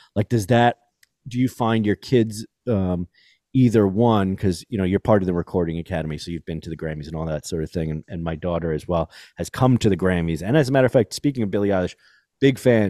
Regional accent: New York City, New York, United States; I grew up in New York City.

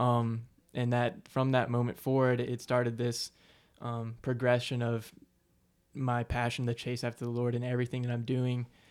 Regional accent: Aiken, South Carolina, United States; I'm from Aiken, South Carolina, born and raised.

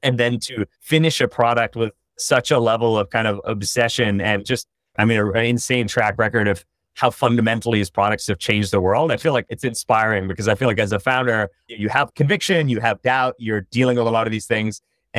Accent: India; also born or lived in China; I grew up in India and China.

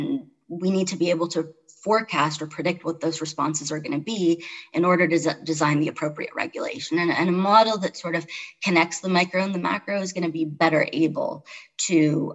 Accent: Toronto, Ontario, Canada; moved away as an adult; also born or lived in Chicago; now in Charlottesville, United States; I grew up in Toronto, I lived in Chicago, so I've been like a big city person all my life

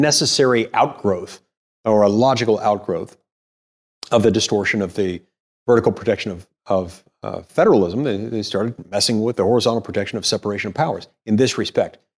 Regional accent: Utah, United States; also born or lived in McLean, Virginia; I grew up in Utah

